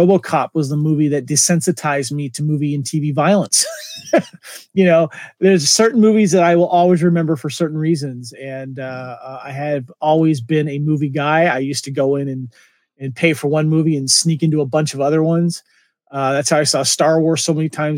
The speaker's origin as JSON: {"language": "English", "region": "Alaska", "country": "United States", "tie": "born or raised there", "moved": "yes", "lives_now": "California, United States", "said": "where I grew up in Alaska"}